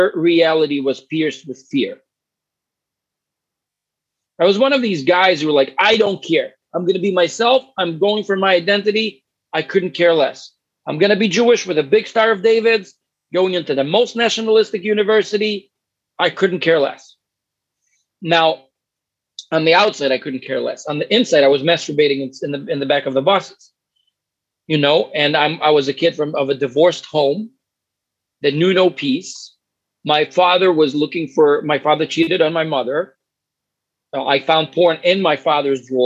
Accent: Ukraine; first language Russian; English is a second language; moved away as an adult; also born or lived in New York; now in United States; when I was growing up in Ukraine, I was 19 when I left. I was 19. I left after 2 years of college in Ukraine. And I went to New York.

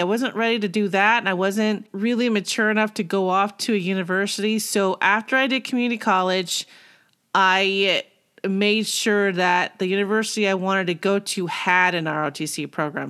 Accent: Simi Valley, California, United States; moved away; also born or lived in Arizona; I grew up in California, Simi Valley.

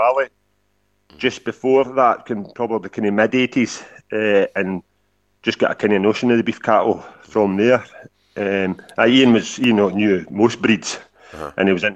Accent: Drongan, Scotland, United Kingdom; also born or lived in Ochiltree, Ayrshire; Originally, I was from a dairy farm, Miller Shield Farm at Drongan in Ayrshire

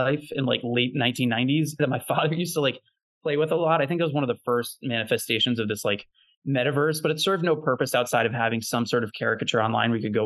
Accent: Natick, Massachusetts, United States; I grew up in a town called Natick in just outside Boston, Massachusetts

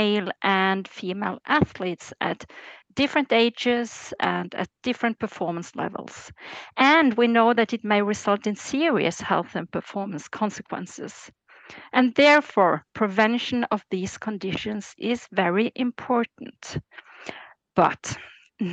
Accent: Norway; I'm born and raised in Norway, where I still live.

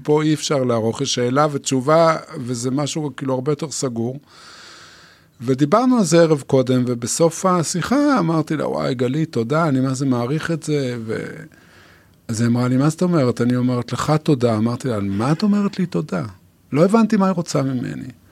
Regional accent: Yotvata, Southern District, Israel; אני קיבוצניק, נולדתי ביוטבתה

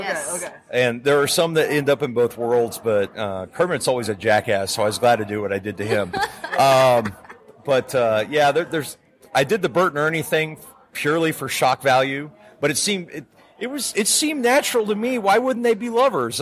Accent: Calgary, Alberta, Canada; when I was growing up in Canada

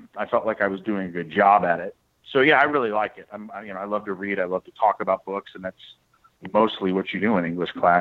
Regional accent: St. Louis, Missouri, United States; I'm from St. Louis, you know, the gateway to the Midwest

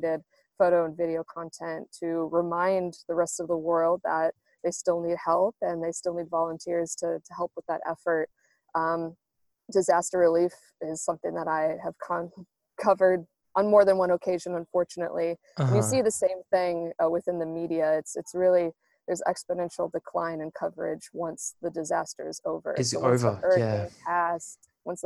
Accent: United States; now in Australia; as an American

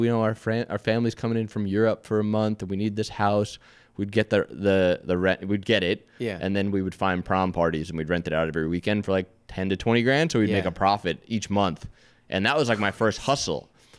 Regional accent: New York, United States; also born or lived in Atlanta / Los Angeles / Florida; You know, I grew up in New York. I've lived all over the place. I was in Atlanta for a few years. After I left my job, I moved to LA with my now wife.

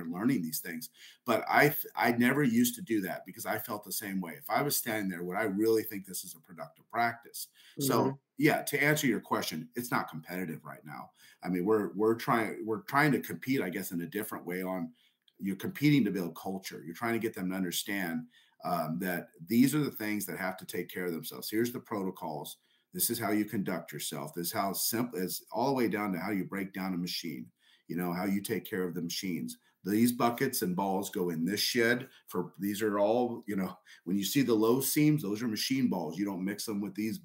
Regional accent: Southern California, United States; moved away; also born or lived in El Paso; I'm from Southern California originally.

